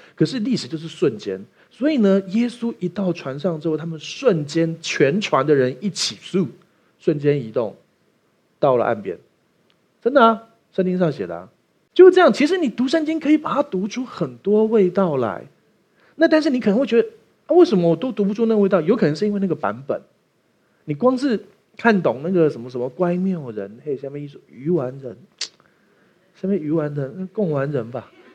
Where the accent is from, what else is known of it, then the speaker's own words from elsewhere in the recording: Taiwan; 我们台湾人去美国生的第二代小孩是不会说中文的啊